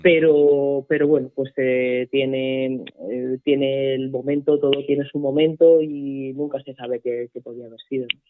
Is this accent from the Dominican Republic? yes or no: no; Pinto, Community of Madrid, Spain; yo soy de Pinto